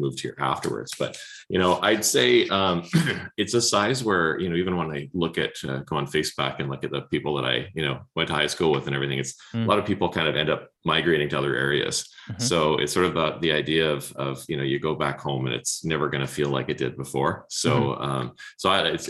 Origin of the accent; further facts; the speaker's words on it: Winnipeg, Manitoba, Canada; moved away as an adult; now in British Columbia, Canada; I grew up in Winnipeg, actually. And I graduated from the University of Manitoba and moved here in 91